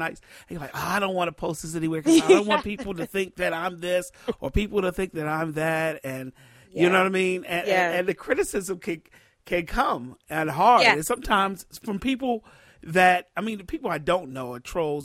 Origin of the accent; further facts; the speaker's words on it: D.C. area, Maryland, United States; I'm from the Maryland, D.C. area.